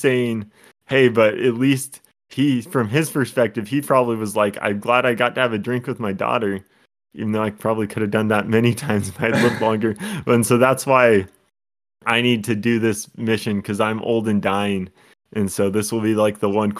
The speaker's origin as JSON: {"language": "English", "region": "Scotland", "country": "United Kingdom", "said": "That's my personality, in addition to being Scottish."}